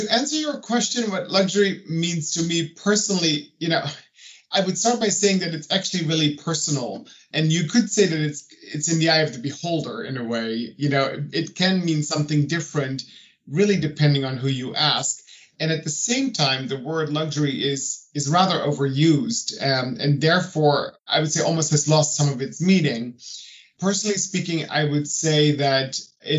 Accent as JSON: {"language": "English", "country": "Netherlands", "also_born_or_lived": "New York", "moved": "yes", "lives_now": "Paris, France", "said": "I'm originally from the Netherlands."}